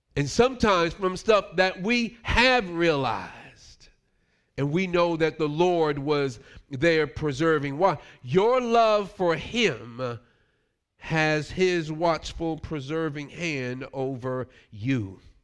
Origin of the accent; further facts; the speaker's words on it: New York, United States; Growing up in New York